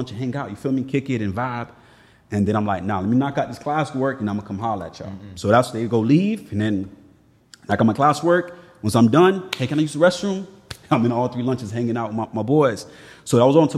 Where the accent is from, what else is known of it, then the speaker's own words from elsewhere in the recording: Miami, Florida, United States; growing up in Miami